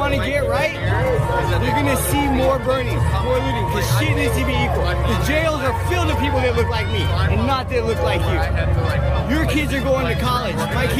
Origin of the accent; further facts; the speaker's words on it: Portland, Oregon, United States; I'm from Portland